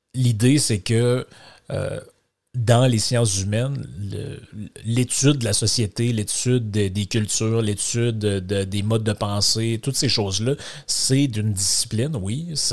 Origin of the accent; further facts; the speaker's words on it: Lac Saint-Jean, Quebec, Canada; accent: Québécois from Lac-Saint-Jean; mon accent québécois en plus qui vient du du lac Saint-Jean, de la grande région du Saguenay-Lac-Saint-Jean